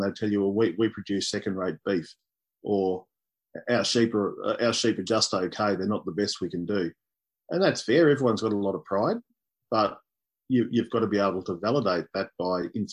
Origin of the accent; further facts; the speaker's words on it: East Gippsland, Victoria, Australia; When I was growing up, I grew up in East Gippsland